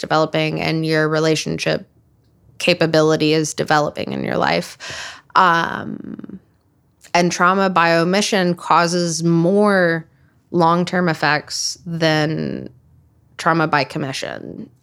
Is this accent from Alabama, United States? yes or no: yes; Huntsville, Alabama, United States; moved away; I grew up in Huntsville, Alabama. I don't live there now, but I grew up there.